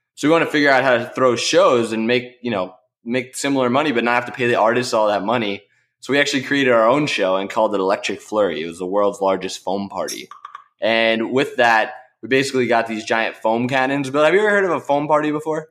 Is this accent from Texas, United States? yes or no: no; New York, United States; I grew up in New York